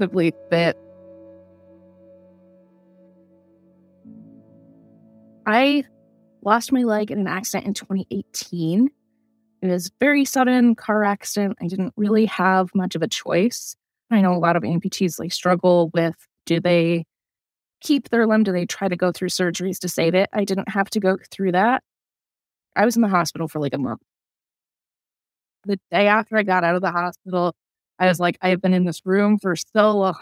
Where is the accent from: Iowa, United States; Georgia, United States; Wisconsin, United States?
Iowa, United States; moved away as an adult; also born or lived in New Mexico; now in Richmond, United States; I'm originally from Iowa. I just recently moved to Richmond, Virginia